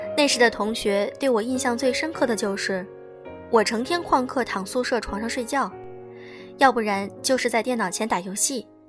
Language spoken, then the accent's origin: Chinese; China; 只有我们中国人懂没有房子是一种多么惨烈的感觉